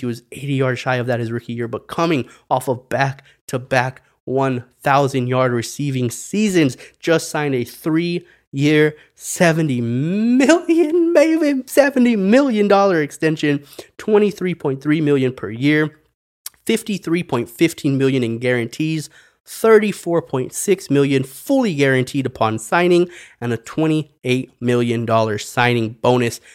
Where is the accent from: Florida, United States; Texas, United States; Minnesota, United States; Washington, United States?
Texas, United States; El Paso; moved away; my hometown of El Paso, Texas